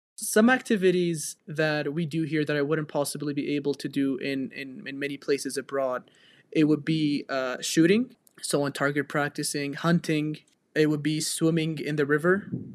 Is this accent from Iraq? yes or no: yes; Iraqi Kurdistan, Kurdistan Region, Iraq; also born or lived in Edinburgh, United Kingdom; I've grown up here all my life, did all my high school here.